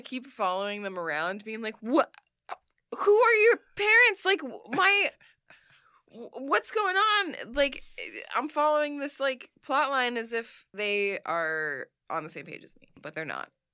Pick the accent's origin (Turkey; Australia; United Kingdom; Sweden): Sweden; I am from Sweden